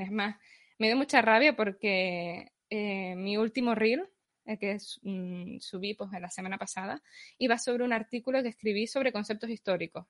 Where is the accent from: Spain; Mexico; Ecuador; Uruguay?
Spain; Canary Islands; Yo soy de Canarias, recibo en la isla de Tenerife